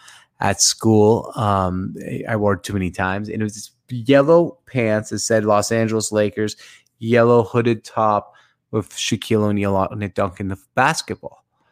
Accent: Syria; and I'm from Syria originally

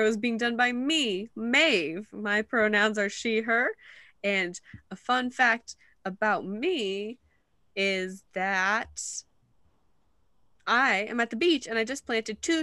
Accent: New England, United States; we're from New England

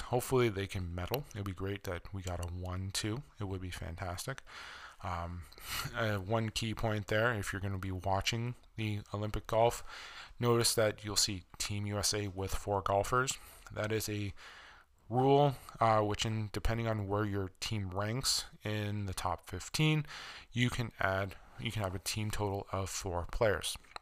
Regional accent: Canada; as a Canadian

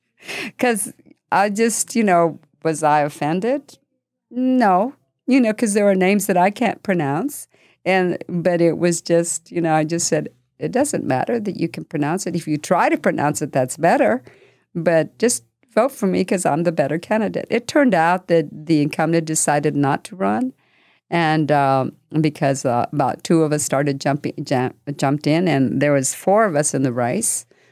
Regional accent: New Mexico, United States; Because I came from New Mexico, and you've got to remember that politics over there and the scene is very different.

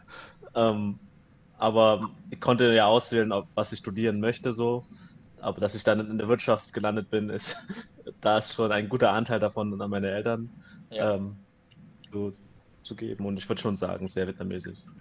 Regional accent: Germany; ich bin hier aufgewachsen, ich bin hier geboren

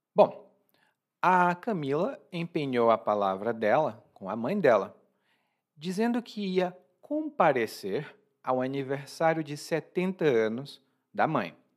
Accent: Brazil; eu sou brasileiro

